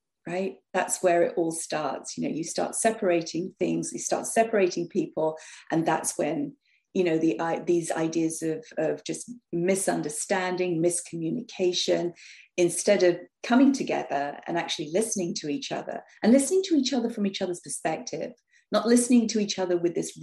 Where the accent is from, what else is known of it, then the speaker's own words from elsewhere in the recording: London, United Kingdom; moved away; as a child growing up in North London, we were the only quote unquote Indian family